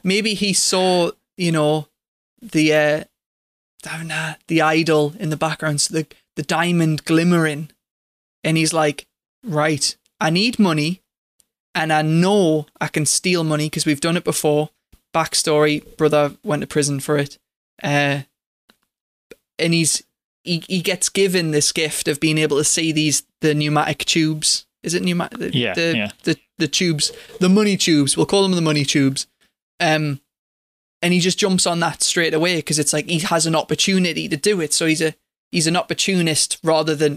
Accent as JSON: {"language": "English", "region": "England", "country": "United Kingdom", "said": "I'm English"}